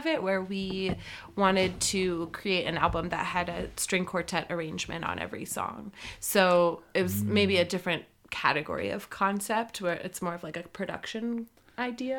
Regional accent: Long Island, New York City area, United States; moved away; I grew up in the New York City area on Long Island

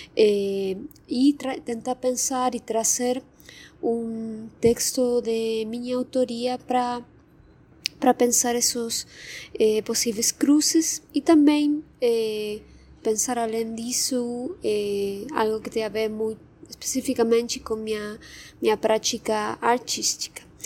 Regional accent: Argentina; Portuguese is a second language; moved away as an adult; now in São Paulo, Brazil; vocês saberán pelo meu sotaque, eu sou argentina, mas moro já faz quatro anos e meio aqui no, no Brasil, no São Paulo.

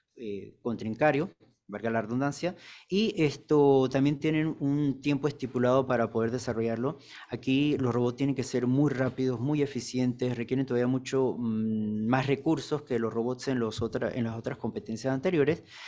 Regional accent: Panama; nuestro país Panamá

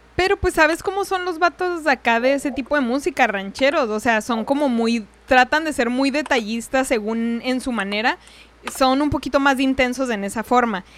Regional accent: Ciudad Juárez, Chihuahua, Mexico; moved away; De por sí vengo de allá de Ciudad Juárez, estamos relativamente cerca y el, el acento más o menos pues se comparte

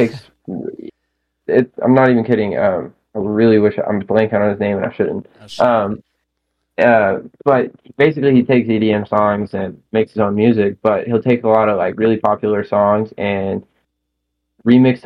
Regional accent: Arkansas, United States; here in my home state

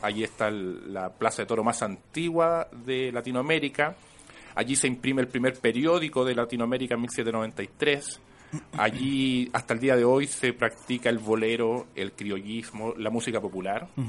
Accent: Santiago, Santiago Metropolitan Region, Chile; yo soy de Quinta Normal también

